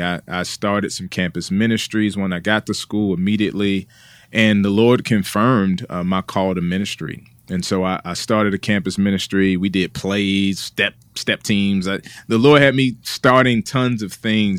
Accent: Washington, District of Columbia, United States; also born or lived in Junction City, Kansas; now in Raleigh, United States; I'm originally from, uh, Washington, D C, uh, born and raised there

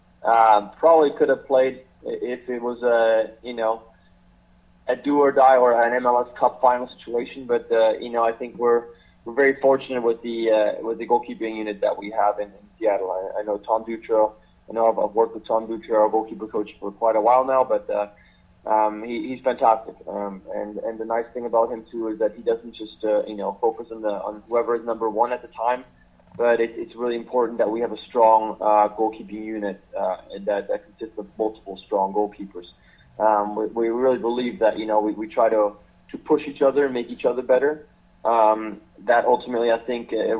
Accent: Switzerland; I grew up in Switzerland

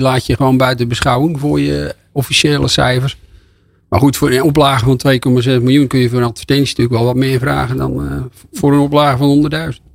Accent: Volendam, North Holland, Netherlands; Ik kom uit Volendam

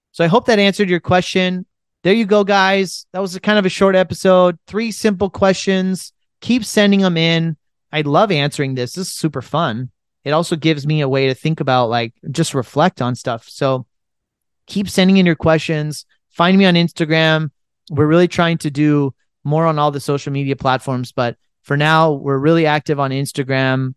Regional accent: United States; as an Indian who was born and raised in America

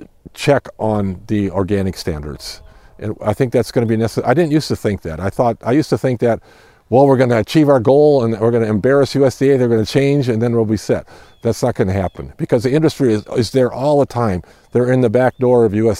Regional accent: Iowa, United States; I'm from Iowa.

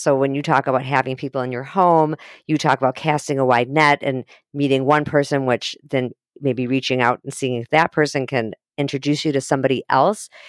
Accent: Highland Park, Illinois, United States; moved away; I grew up in Highland Park

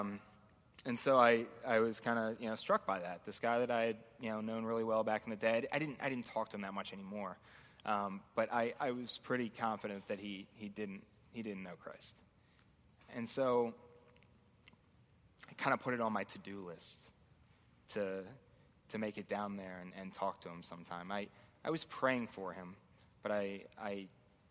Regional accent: Baltimore, Maryland, United States; moved away as an adult; I grew up in Baltimore, or just outside Baltimore. I was there for about 25 years when I moved up here.

